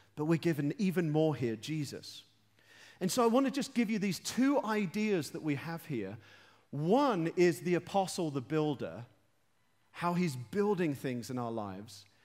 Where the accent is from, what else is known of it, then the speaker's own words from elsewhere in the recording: London, United Kingdom; I'm from London.